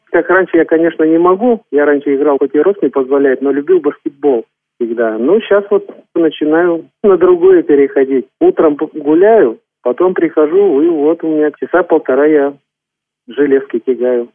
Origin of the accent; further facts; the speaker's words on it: Kurgan Oblast, Russia; Родом я с Курганской области. Родился и вырос там, где ныне проживаю.